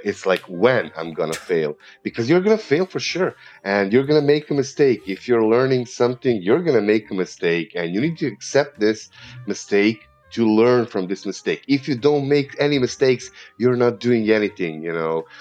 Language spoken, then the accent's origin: English; Serbia; accent: Eastern European; first language Serbian; English is a second language; I have an um, Eastern European accent because I, I come from Serbia